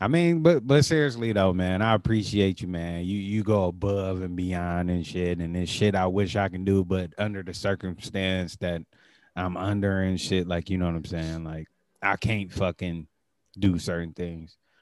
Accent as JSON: {"language": "English", "region": "Tennessee", "country": "United States", "accent": "Tennessee", "said": "my Tennessee accent"}